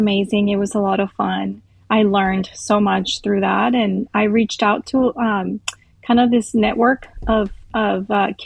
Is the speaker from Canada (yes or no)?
no; Costa Rica; moved away; I grew up in Costa Rica.